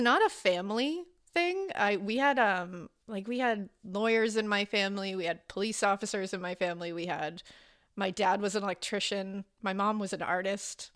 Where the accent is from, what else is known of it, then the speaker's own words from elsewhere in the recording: Boston, Massachusetts, United States; I was born in Boston, Massachusetts